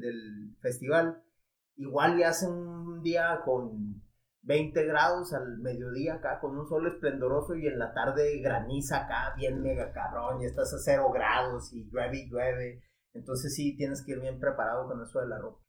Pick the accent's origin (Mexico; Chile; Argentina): Mexico; Ciudad Juárez, Chihuahua; de Juárez